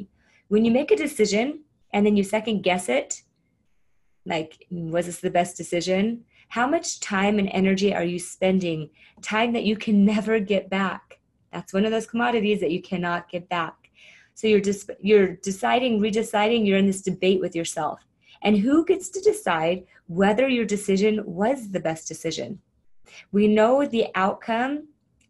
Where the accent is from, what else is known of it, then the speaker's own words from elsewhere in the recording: Arizona, United States; I grew up in Arizona